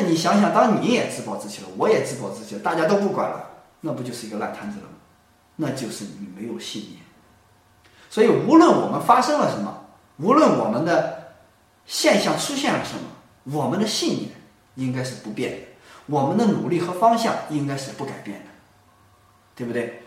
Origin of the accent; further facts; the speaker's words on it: China; 我们中国人